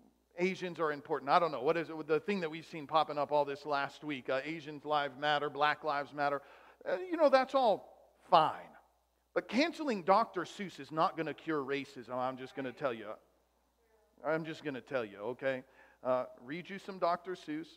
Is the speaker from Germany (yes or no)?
yes; Germany; born there; Oh, yeah, I was born in Germany. A lot of my mom's side of the family's from Germany.